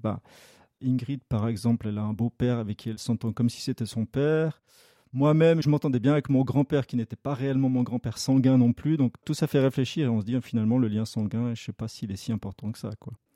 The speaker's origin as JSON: {"language": "French", "area": "Lausanne region", "region": "Vaud", "country": "Switzerland", "tie": "born or raised there", "said": "j'ai toujours vécu dans la région lausannoise"}